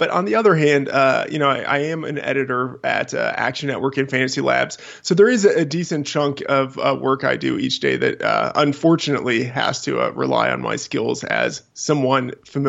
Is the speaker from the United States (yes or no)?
yes; Texas, United States; also born or lived in Boston / New Hampshire / Seattle / Colorado; now in Iowa, United States; Originally from Texas, spent some time in Boston for college, and have kind of lived a little bit all over New Hampshire, Seattle, Colorado, and now Iowa.